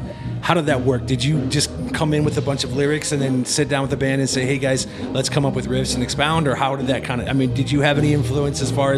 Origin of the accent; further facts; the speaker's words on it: Midwest, United States; You know, I'm from the Midwest.